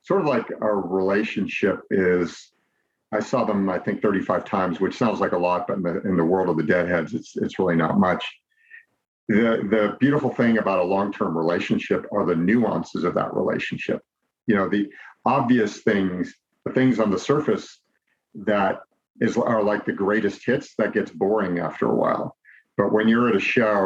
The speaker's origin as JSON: {"language": "English", "town": "Chicago", "region": "Illinois", "country": "United States", "tie": "born or raised there", "also_born_or_lived": "Los Angeles, United States", "moved": "as an adult", "lives_now": "Orange County, United States", "said": "I grew up in the Midwest and in the Chicago area"}